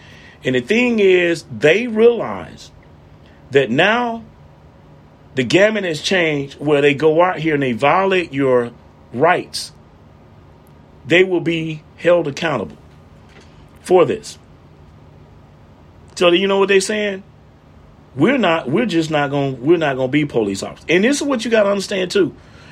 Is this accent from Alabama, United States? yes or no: yes; Montgomery, Alabama, United States; I'm from Montgomery